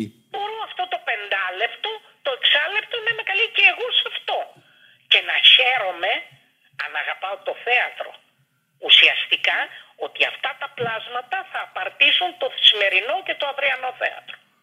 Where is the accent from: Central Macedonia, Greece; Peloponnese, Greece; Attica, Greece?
Attica, Greece; Athens; γεννήθηκα στο Παγκράτη.